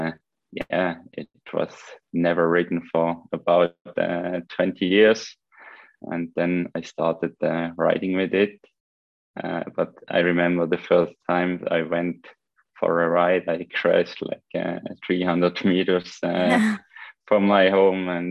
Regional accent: Switzerland; English is a second language; moved away as an adult; also born or lived in France; It was typically Swiss village where I grew up, between cow farms and apple trees

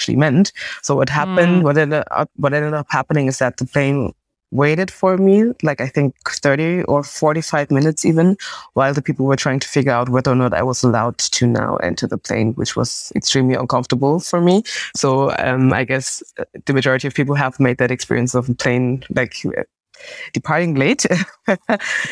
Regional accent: Munich, Bavaria, Germany; I was born in Germany, my parents came from West Africa to Germany, and then I was born in the country in Munich

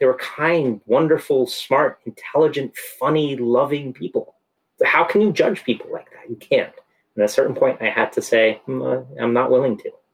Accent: San Francisco, California, United States; moved away; I grew up in San Francisco where, you know, Victorians are painted bright colors

